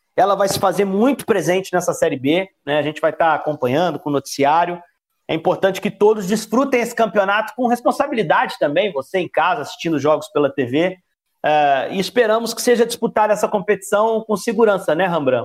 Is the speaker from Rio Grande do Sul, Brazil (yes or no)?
no; Juiz de Fora, Minas Gerais, Brazil; Eu sou do interior de Minas, sou de Juiz de Fora, na cidade interiorana. Inclusive, o meu time de infância